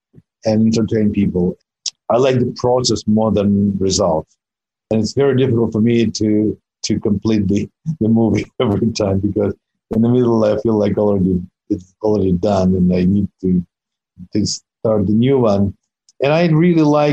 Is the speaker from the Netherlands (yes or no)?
no; Russia; English is a second language; moved away as an adult; I grew up in Soviet Union, quite young